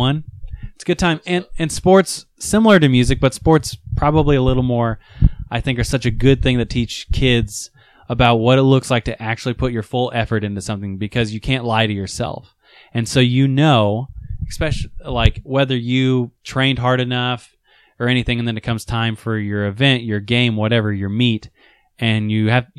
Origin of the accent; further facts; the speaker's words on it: Indiana, United States; I'm from Indiana